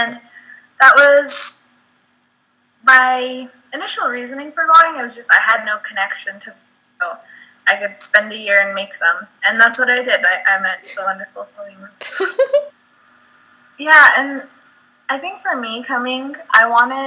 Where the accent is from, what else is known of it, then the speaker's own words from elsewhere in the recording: United States; coming as an American